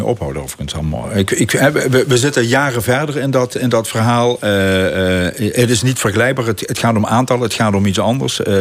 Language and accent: Dutch; Limburg, Netherlands; wij als Limburgers